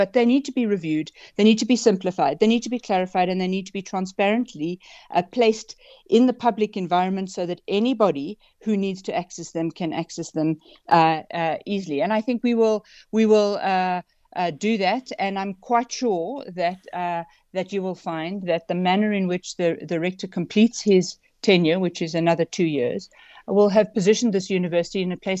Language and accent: English; South Africa; just from being a South African in everyday society